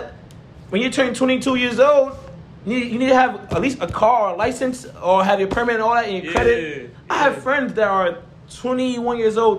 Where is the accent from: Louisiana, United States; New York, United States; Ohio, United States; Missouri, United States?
New York, United States; New York City; moved away as an adult; I grew up in New York City, man.